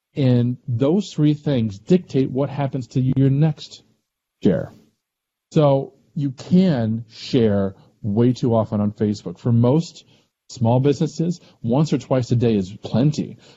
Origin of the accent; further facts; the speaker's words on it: Missouri, United States; I'm from Missouri too